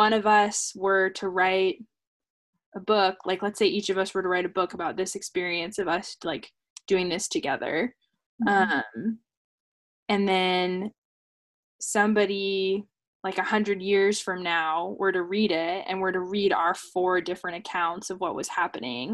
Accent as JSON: {"language": "English", "town": "Seattle", "region": "Washington", "country": "United States", "tie": "born or raised there", "first_language": "English", "said": "English will always be my first language. I will always have been born in Seattle."}